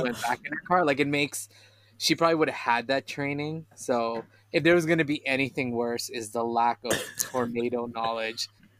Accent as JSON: {"language": "English", "town": "Vancouver", "region": "British Columbia", "country": "Canada", "tie": "born or raised there", "said": "growing up in Vancouver, we had earthquake drills"}